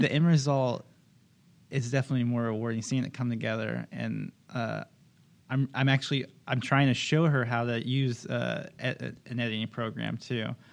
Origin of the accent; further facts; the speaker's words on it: Kansas, United States; moved away; I'm originally from Kansas, so I'm still getting used to the beach